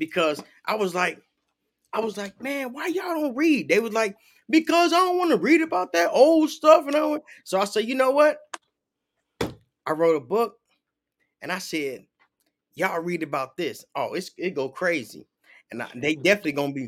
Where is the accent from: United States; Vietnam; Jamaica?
United States; Chicago, Illinois; I'm from Chicago